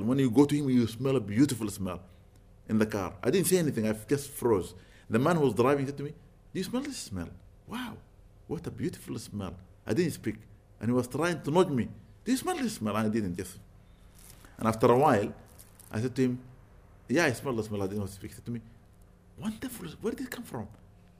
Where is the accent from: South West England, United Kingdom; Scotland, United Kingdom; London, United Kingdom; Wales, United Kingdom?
London, United Kingdom; Where do you come from? I said, I'm London.